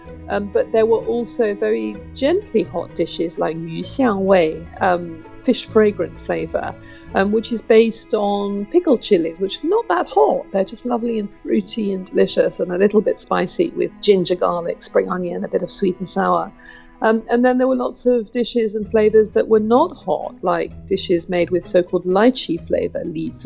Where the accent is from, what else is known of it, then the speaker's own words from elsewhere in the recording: United Kingdom; I'm a British cook and food writer specialising in Chinese cuisine